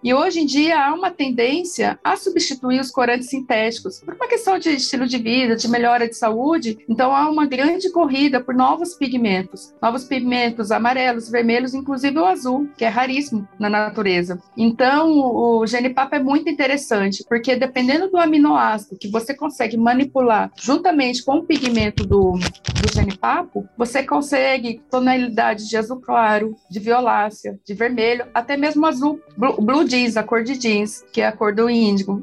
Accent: Campinas, São Paulo, Brazil; Eu sou de Campinas, nascida e criada em Campinas, sim. E moro em Barão Geraldo

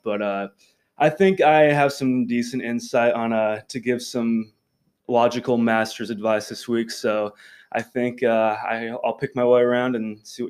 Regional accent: Benedict, Nebraska, United States; I'm from Benedict, Nebraska, over by York.

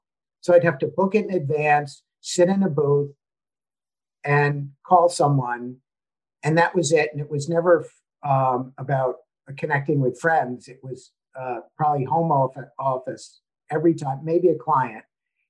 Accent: United States; And also I think living outside my home country was a huge benefit to me

